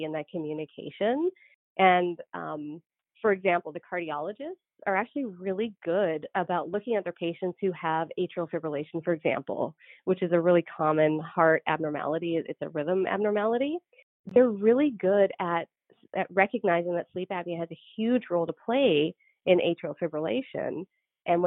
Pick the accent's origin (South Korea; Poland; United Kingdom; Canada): Canada; moved away as an adult; also born or lived in Georgia, United States / North Dakota, United States; now in United States; I'm Canadian